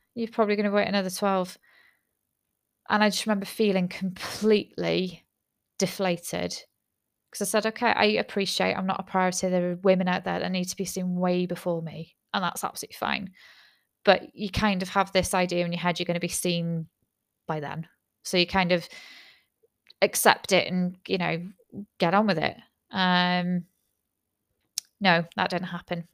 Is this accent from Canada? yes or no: no; United Kingdom; I'm British